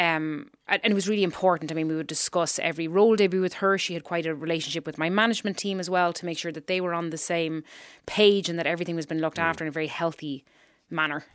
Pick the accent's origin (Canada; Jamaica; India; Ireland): Ireland; accent: Irish; moved away; my accent came back to where it should be. Um, we speak very far back as Irish people